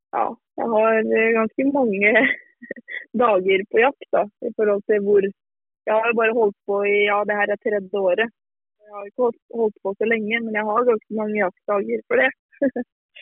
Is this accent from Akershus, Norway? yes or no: yes; near Lillestrøm, Akershus, Norway; jeg er jo fra Norge som, som kanske man hører. Och er fra et litet sted eh, litt utenfor Lillestrøm, som ligger eh, en time utenfor Oslo.